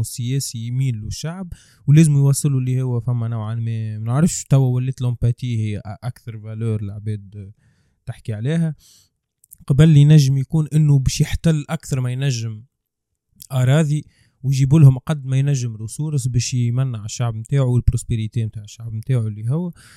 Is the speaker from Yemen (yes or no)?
no; Tunisia